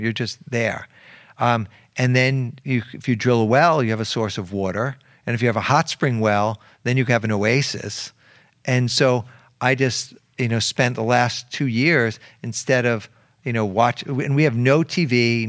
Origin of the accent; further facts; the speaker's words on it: New York City, New York, United States; I went to school. I went to elementary school in the Bronx. I went to high school in Harlem.